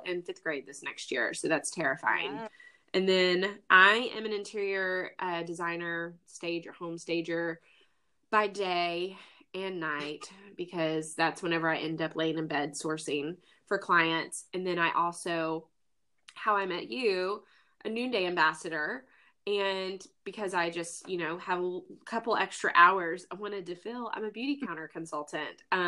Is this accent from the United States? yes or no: yes; Tuscaloosa, Alabama, United States; moved away as an adult; also born or lived in Mississippi / Montgomery, Alabama / Mobile, Alabama; now in Austin, United States; I am originally from Tuscaloosa, Alabama, Roll Tide. And I grew up there pretty much my entire life.